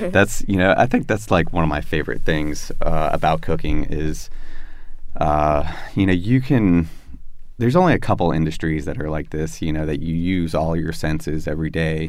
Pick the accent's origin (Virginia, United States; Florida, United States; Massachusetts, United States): Florida, United States; moved away as an adult; also born or lived in South Carolina; growing up in Florida, like you don't see farms